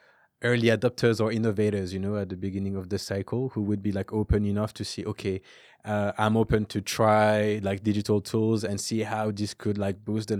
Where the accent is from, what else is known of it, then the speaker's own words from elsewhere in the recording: Lyon, Auvergne-Rhône-Alpes, France; So I was born and raised in France. So I'm originally from Lyon.